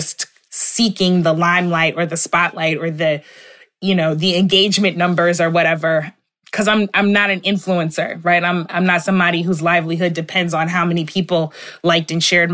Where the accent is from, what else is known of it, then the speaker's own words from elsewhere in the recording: St. Louis, Missouri, United States; We're both from St. Louis